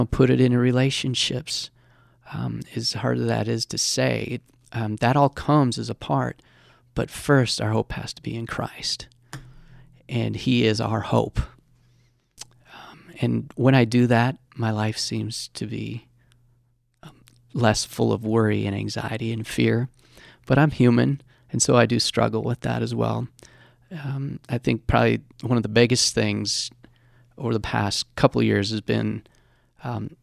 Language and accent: English; Colorado Springs, Colorado, United States; my hometown in Colorado Springs. Monument area.